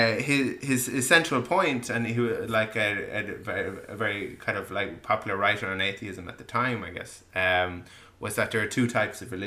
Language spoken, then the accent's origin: English; Ireland; born in Ireland